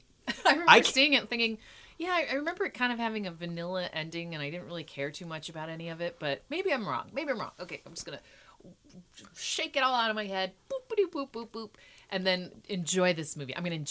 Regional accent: Mansfield, Ohio, United States; now in Portland, United States; I'm from Mansfield, Ohio, and I went to Kent State University.

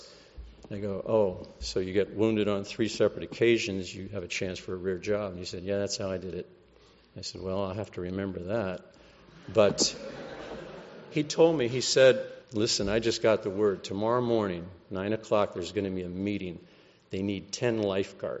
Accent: California, United States; I'm from California

